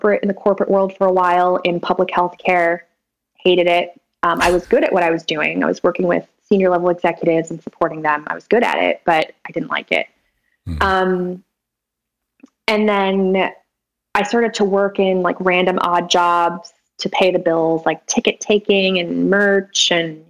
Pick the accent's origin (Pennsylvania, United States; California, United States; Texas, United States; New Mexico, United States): California, United States; Sacramento; also born or lived in Folsom, California; I'm from Sacramento, born and raised in Sacramento, and most of my life in a suburb of Sacramento called Folsom